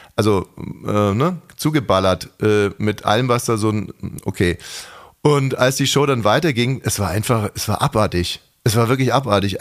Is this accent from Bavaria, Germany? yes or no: yes; Munich, Bavaria, Germany; now in Berlin, Germany; Ich komme ja aus München